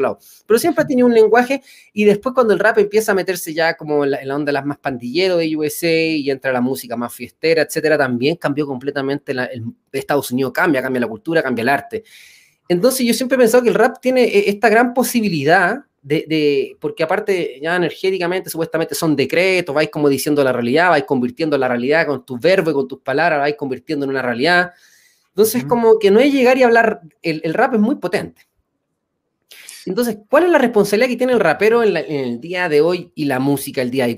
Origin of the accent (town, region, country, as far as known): Chile; now in Mexico